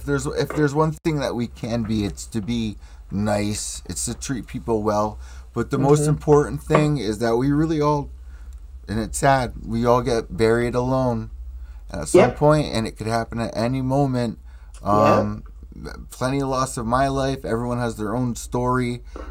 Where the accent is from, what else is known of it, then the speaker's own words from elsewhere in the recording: New Haven, Connecticut, United States; New Haven, Connecticut.